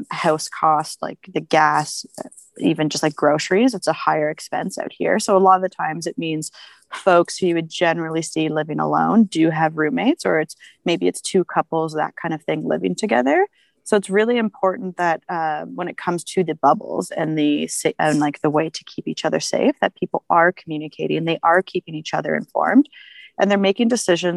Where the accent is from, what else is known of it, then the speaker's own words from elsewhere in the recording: Ottawa, Ontario, Canada; moved away as an adult; now in Banff, Canada; Originally, I am from Ottawa.